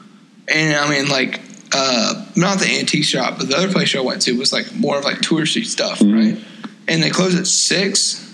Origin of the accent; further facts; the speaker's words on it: Tennessee, United States; we're from Tennessee.